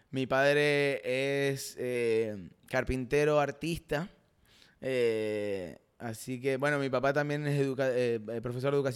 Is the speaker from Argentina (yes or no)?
yes; Rosario, Santa Fe, Argentina; accent: Argentine; moved away; soy de Rosario y nací 21 días antes que Leo Messi.